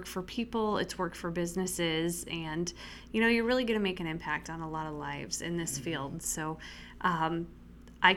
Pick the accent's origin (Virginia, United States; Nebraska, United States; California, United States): Nebraska, United States; Spalding; moved away as an adult; now in Carroll, United States; I grew up in Spalding, Nebraska, and it's really about 4 hours straight west of here on the edge of the Sandhills